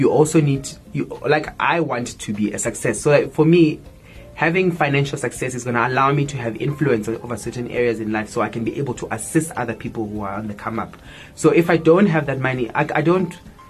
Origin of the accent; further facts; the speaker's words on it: Soweto, Gauteng, South Africa; I grew up in Soweto